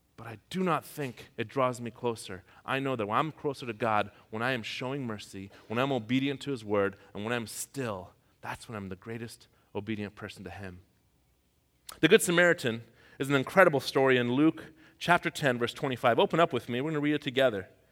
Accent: Tehran, Tehran Province, Iran; moved away; I'm from Tehran. That's the capital of Iran

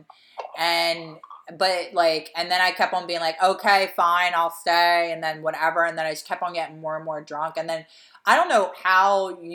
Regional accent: Delaware County, Philadelphia, Pennsylvania, United States; moved away; when you're from Delco and you travel, like, you just say you're from Philadelphia

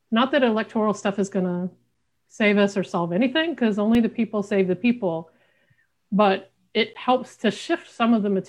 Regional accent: Southern United States, United States; I'm queer and I'm from the South.

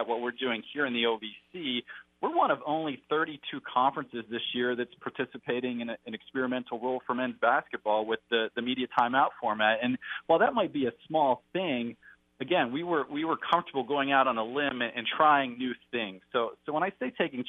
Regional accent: West Virginia, United States; moved away as an adult; also born or lived in New York / New Jersey; now in Nashville, United States; I'm originally from a small town in West Virginia, and, you know, I left there to go to college in New York.

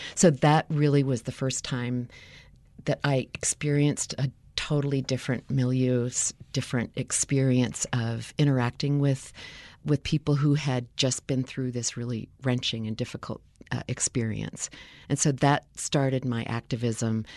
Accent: United States; growing up in the United States

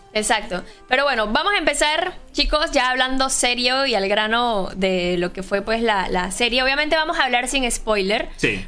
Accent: Boquete, Chiriquí, Panama; yo soy de Boquete

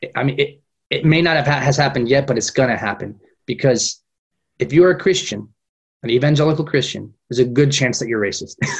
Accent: Fresno, California, United States; moved away as an adult; now in Madrid, Spain; When I was a kid growing up in Fresno, Fresno's a very multicultural community.

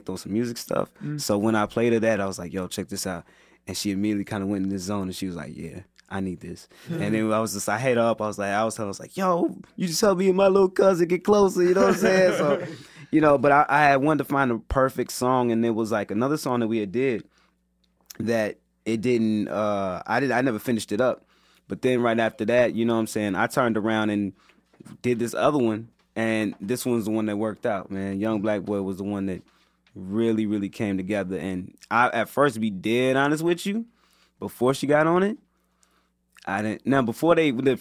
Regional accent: Chicago, Illinois, United States; I'm from the South Side, man, particularly West Englewood

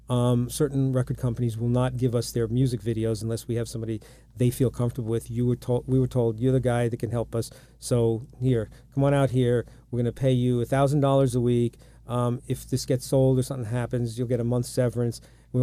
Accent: Long Island, New York, United States; You ever come to New York? Yeah, I'm from Long Island. My dad's out there. I'm there all the time.

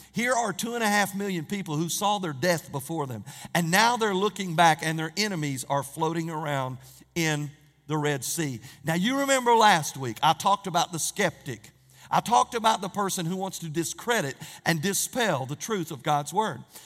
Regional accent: Norris, United States; growing up in Norris, and I had three brothers

